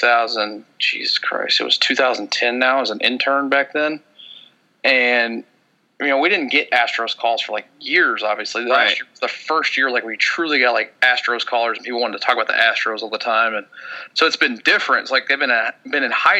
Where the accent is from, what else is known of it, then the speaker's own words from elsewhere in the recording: Jersey Village, Texas, United States; I grew up in the mean streets of Jersey Village playing playing baseball at the end of the street